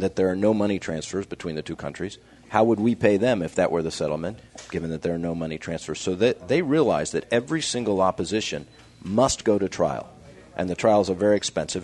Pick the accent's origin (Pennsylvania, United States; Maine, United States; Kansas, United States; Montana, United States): Kansas, United States; Kansas City; I grew up in Kansas